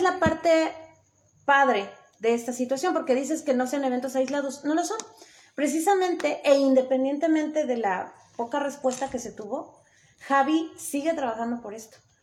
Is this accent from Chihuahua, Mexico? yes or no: no; Puebla, Mexico; also born or lived in Tetela de Ocampo, Puebla; now in Tetela, Mexico